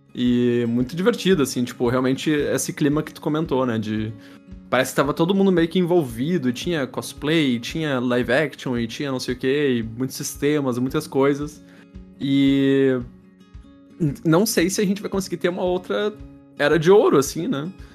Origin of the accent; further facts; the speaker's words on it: Porto Alegre, Rio Grande do Sul, Brazil; sou de Porto Alegre